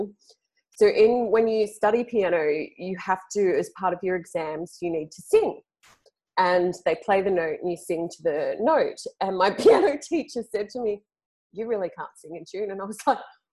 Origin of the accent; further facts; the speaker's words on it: Sydney, New South Wales, Australia; accent: Aussie; moved away as an adult; I grew up in Sydney. So I grew up in a major capital city in Australia